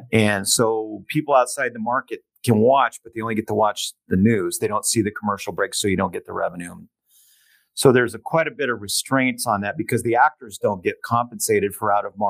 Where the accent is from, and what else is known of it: San Diego, California, United States; born or raised there